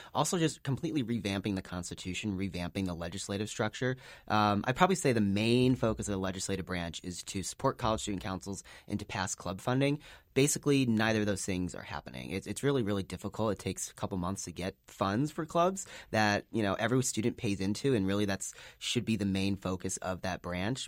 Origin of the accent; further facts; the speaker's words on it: Chicago, Illinois, United States; moved away as an adult; now in Salt Lake City, United States; I'm originally from Chicago, uh, so out-of-state student